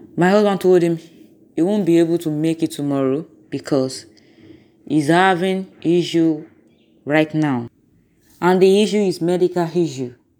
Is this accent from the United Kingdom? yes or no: no; Nigeria; I'm from Nigeria.